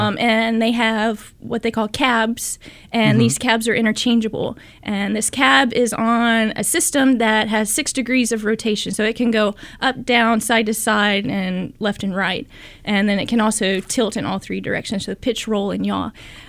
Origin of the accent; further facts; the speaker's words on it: Tennessee, United States; now in California, United States; But I grew up in Tennessee and spent all my life there. I went to undergrad in Tennessee